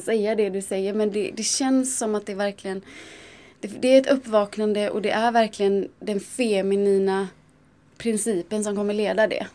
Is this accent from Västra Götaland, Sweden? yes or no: yes; Gothenburg, Västra Götaland, Sweden; now in Stockholm, Sweden; Jag är från Göteborg